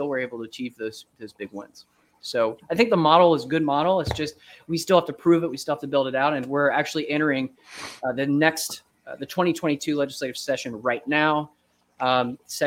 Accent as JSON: {"language": "English", "region": "Florida", "country": "United States", "tie": "born or raised there", "moved": "yes", "lives_now": "Tennessee, United States", "said": "I'm growing up in Florida, I didn't get seasons at all"}